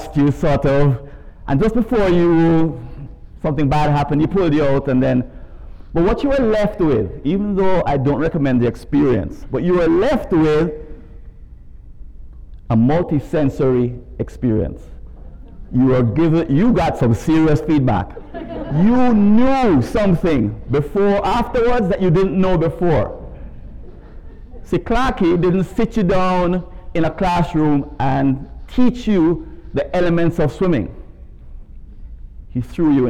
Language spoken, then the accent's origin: English; Jamaica; As you could tell from my accent, I'm not from around these parts. I was raised in Jamaica and came here from Kingston a couple of days ago.